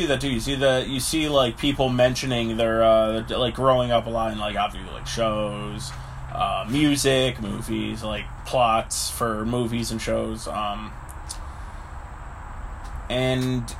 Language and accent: English; Brantford, Ontario, Canada; the street I grew up on in Brantford